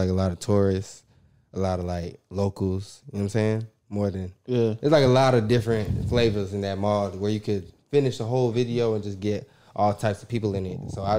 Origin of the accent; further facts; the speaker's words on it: North Side, Georgia, United States; also born or lived in Democratic Republic of the Congo; Nah, I'm from the North Side, not Atlanta.